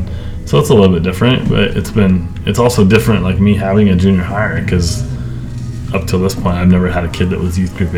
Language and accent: English; Orange County, California, United States; moved away as an adult; also born or lived in Carlsbad, San Diego, California; now in Coeur d'Alene, United States; I grew up in Orange County, and then like most recently we lived in San Diego in Carlsbad. But I love California.